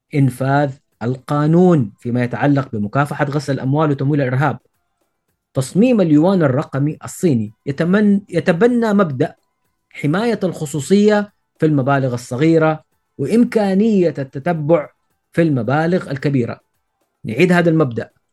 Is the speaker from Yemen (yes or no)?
no; Saudi Arabia; عندنا في السعوديه